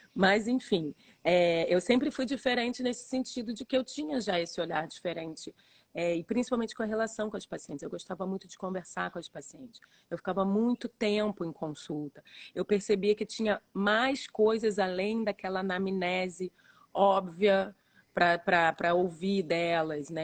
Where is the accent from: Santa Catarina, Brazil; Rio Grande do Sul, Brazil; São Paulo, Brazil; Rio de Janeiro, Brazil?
Rio de Janeiro, Brazil; eu sou aqui do Rio de Janeiro